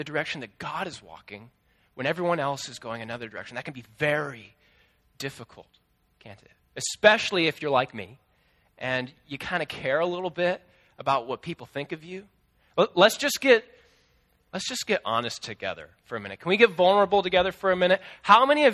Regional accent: Des Moines, Iowa, United States; my school district where I grew up in Des Moines

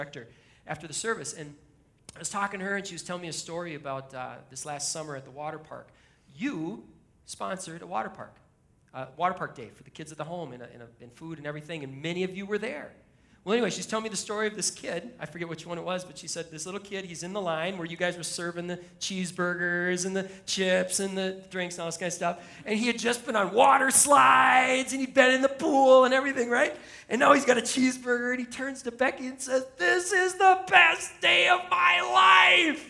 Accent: Shoreview, Minnesota, United States; this is my hometown. I live a mile and a half from here

